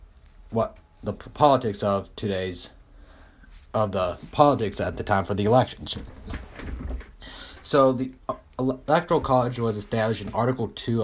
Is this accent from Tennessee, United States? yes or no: yes; Tennessee, United States; I'm from Tennessee